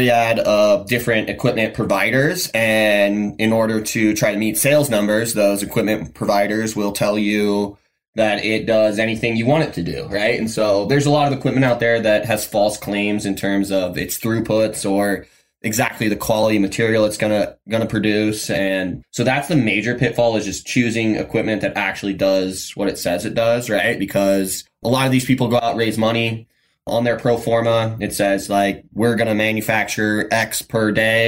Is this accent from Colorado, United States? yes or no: yes; Colorado, United States; moved away as an adult; originally I was born and raised in Colorado